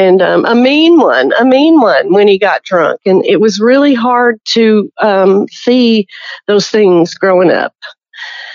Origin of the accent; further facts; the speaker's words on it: Broken Bow, Oklahoma, United States; moved away as an adult; also born or lived in Golden, Oklahoma / De Queen, Arkansas / Kentucky / Tennessee; now in New Hampshire, United States; I'm from Broken Bow